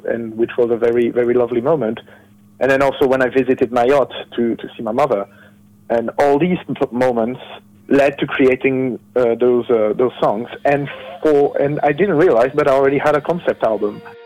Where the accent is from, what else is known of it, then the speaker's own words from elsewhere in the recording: France; I'm from France